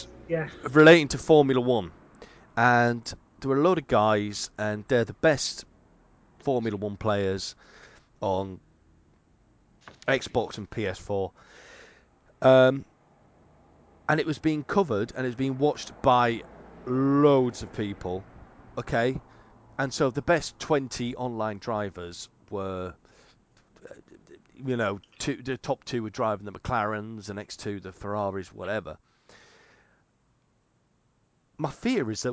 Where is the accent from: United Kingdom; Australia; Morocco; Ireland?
United Kingdom; England; I'm English